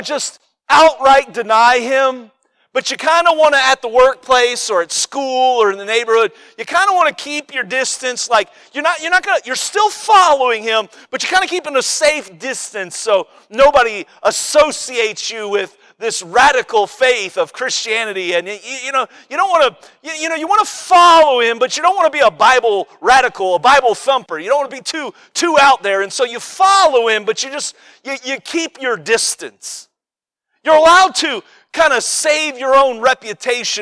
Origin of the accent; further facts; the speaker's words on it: Cincinnati, Ohio, United States; I'm from Cincinnati